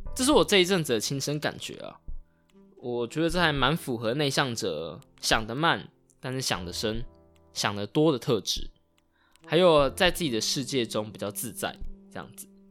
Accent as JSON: {"language": "Chinese", "town": "Taitung", "region": "Taitung County", "country": "Taiwan", "tie": "born or raised there", "said": "老家，在台东是一个三代同堂的大家庭"}